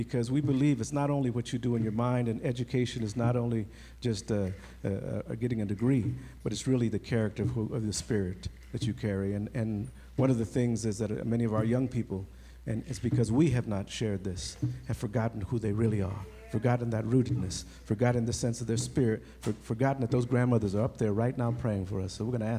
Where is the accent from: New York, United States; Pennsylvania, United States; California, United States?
California, United States; Compton; me growing up in Compton